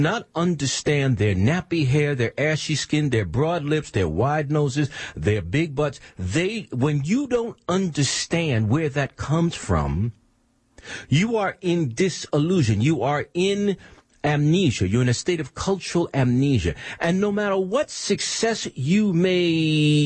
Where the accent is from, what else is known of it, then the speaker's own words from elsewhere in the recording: South Carolina, United States; accent: South Carolina; I go South Carolina in a minute.